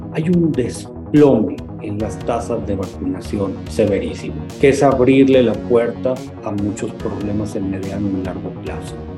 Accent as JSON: {"language": "Spanish", "country": "Mexico", "said": "nuestro país"}